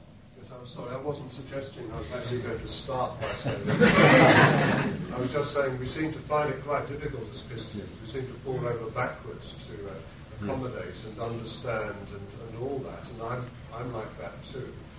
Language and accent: English; United Kingdom; I guess that's something about being British, perhaps.